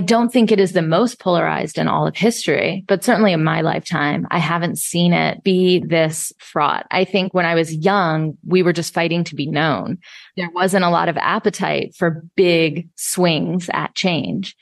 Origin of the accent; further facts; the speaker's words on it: Atlanta, Georgia, United States; I was also a brown kid growing up in Atlanta, Georgia in the 80s